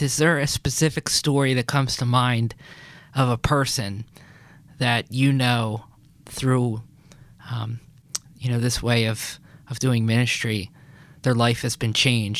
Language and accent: English; Philadelphia, Pennsylvania, United States; coming from the East Coast, and I'm from Philadelphia originally.